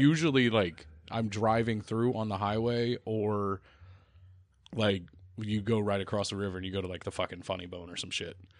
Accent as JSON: {"language": "English", "region": "the South", "country": "United States", "said": "I'm from the South"}